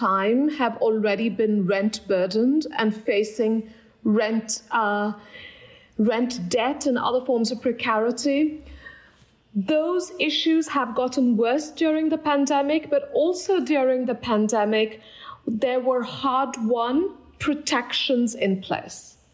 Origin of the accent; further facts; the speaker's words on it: Kolkata, West Bengal, India; moved away; I grew up in Kolkata, India